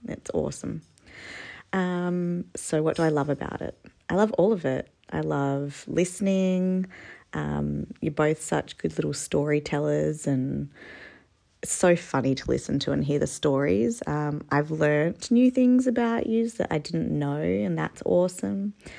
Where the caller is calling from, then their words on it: Perth, Western Australia, Australia; I'm listening from Perth.